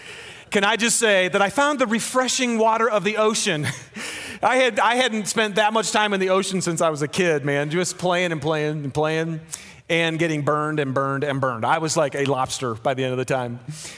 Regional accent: Michigan, United States; moved away; Now, I'm from Michigan, and when you fish in Michigan, you fish in lakes. So I hadn't fished in a river, I don't think, until I moved to Utah.

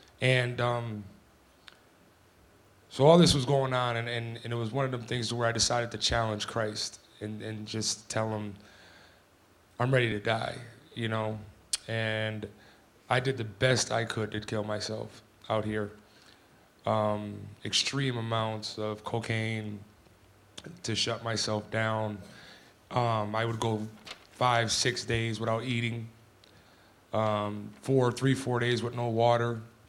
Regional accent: Scranton, Pennsylvania, United States; now in Salt Lake City, United States; from Scranton, Pennsylvania. What a journey it's been, but it's been a good one. I found my way to Salt Lake City

